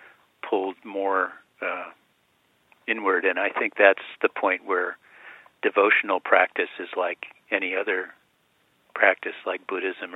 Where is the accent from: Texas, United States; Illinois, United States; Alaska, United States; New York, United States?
New York, United States; Westchester County; I grew up in Westchester County in New York.